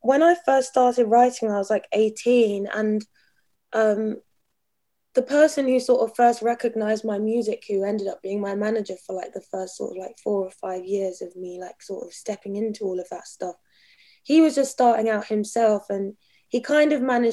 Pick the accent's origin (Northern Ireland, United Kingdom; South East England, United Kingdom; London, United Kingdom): South East England, United Kingdom; Brighton; growing up in Brighton, like really normal family